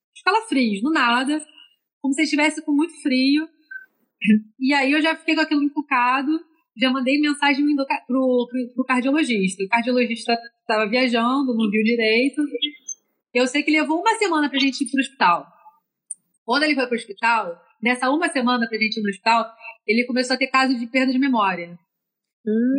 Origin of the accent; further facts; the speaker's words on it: Rio de Janeiro, Brazil; eu sou carioca